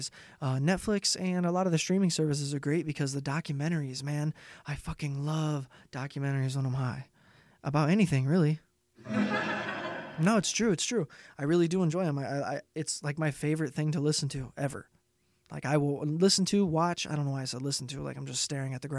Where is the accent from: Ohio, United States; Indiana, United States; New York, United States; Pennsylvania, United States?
Indiana, United States; I am from Indiana.